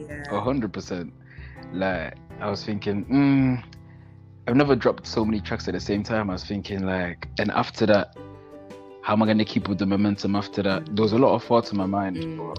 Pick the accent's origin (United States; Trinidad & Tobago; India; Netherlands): Netherlands; now in England, United Kingdom; So my inspirations, well, because I'm from Holland, because I moved to England from Holland, I listen to like …, …, they're like Dutch artists.